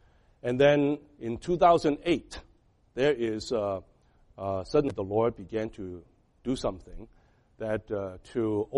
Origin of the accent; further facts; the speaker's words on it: Boston, Massachusetts, United States; now in Rhode Island, United States; I came from Boston, but I ended up with Rhode Island.